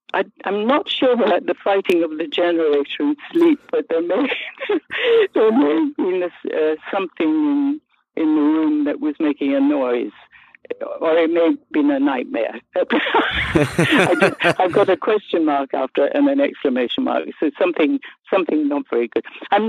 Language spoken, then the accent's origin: English; Kilburn, London, United Kingdom; accent: Irish; also born or lived in Scotland; because I was born in Scotland, but because I lived in Kilburn, that's how I managed to get an Irish accent, because it was called County Kilburn at the time.